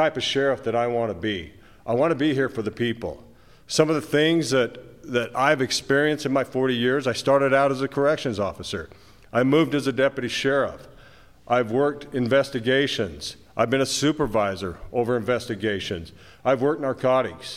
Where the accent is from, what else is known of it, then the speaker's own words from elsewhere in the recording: Moab, Utah, United States; I was born and raised in Moab